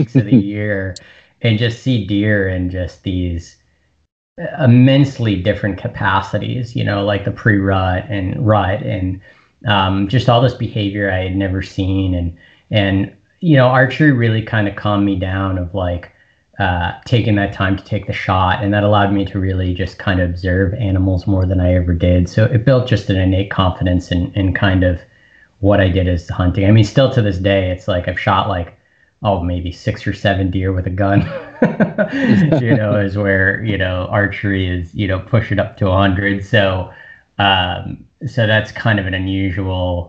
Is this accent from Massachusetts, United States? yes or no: yes; outside of Boston, Massachusetts, United States; I'm from about 30 minutes outside of Boston, Boston. So it's where I grew up